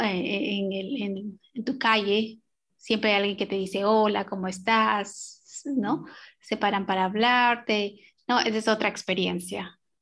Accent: Peru; moved away as an adult; also born or lived in New York, United States; now in Bloomington, United States; yo soy peruana, yo soy, y nací en los Andes peruanos

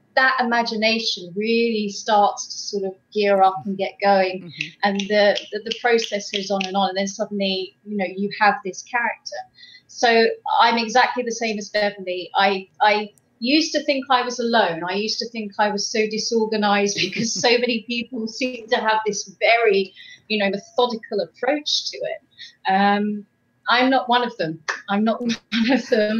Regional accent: England, United Kingdom; now in Quebec, Canada; I am from England, but I currently reside in uh, uh Quebec

